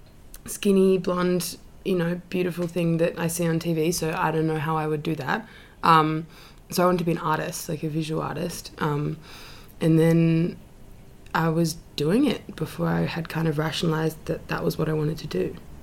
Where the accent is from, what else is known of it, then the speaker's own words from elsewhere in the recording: Sydney, New South Wales, Australia; Yeah, Paddington with my family.